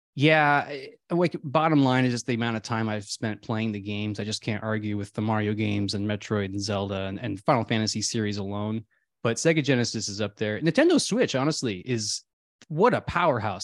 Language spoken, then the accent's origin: English; Midwest, United States; I grew up in the Midwest